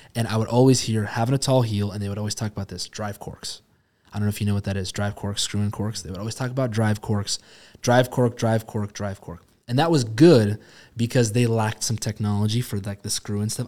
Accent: Spokane, Washington, United States; Spokane, I, you know, born and raised here

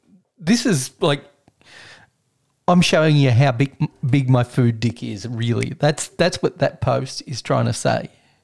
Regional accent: Maffra, Victoria, Australia; my hometown cheese.

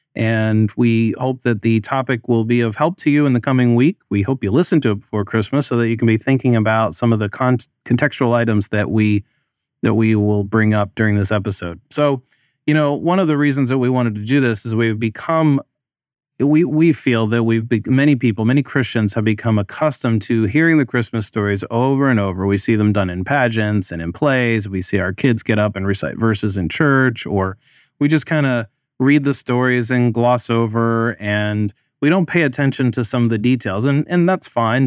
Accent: United States; I grew up in the United States

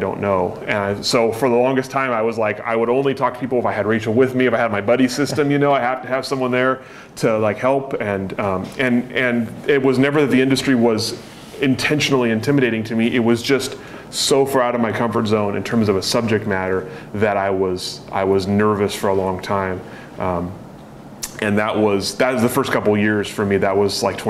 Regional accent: Eugene, Oregon, United States; I grew up in Eugene

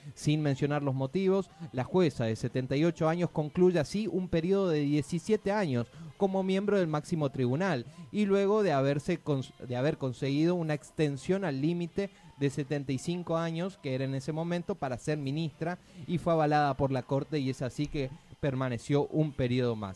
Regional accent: Misiones, Argentina; los misioneros vamos a votar

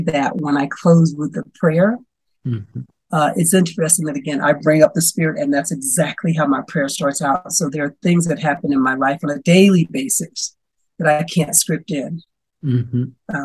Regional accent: the South, United States; I grew up in the South

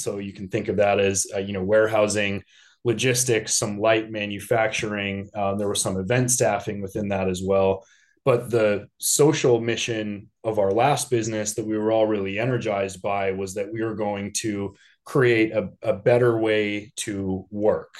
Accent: Denver, Colorado, United States; now in Chicago, United States; I was born and raised in Denver.

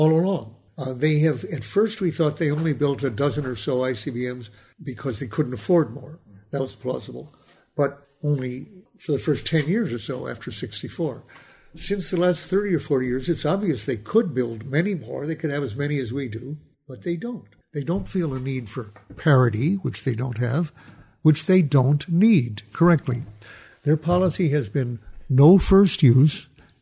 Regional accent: United States; as an American

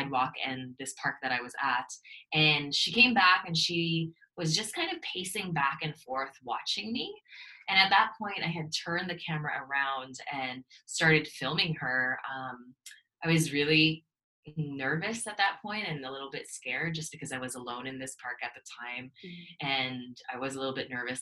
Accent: Canada; also born or lived in Toronto; I'm from Canada, I'm in Toronto

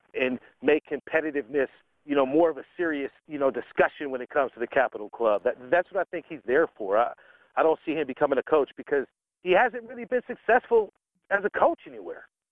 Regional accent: United States; as an American football fan

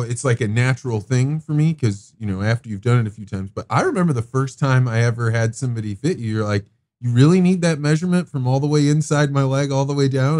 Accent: Eureka, Illinois, United States; growing up in Eureka, Illinois.

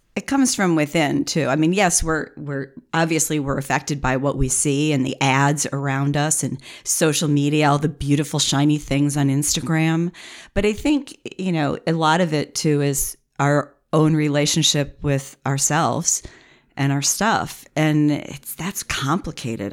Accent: United States; we're Americans

